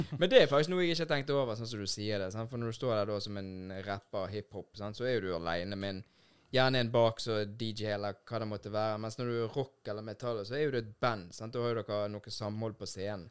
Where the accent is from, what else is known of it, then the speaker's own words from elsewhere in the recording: Bergen, Vestland, Norway; sånn vi bergensere. Vi sitter pris på når det regner